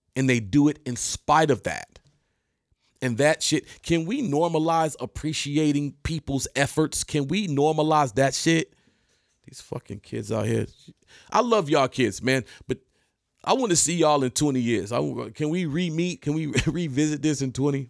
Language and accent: English; Detroit, Michigan, United States; I'm from Detroit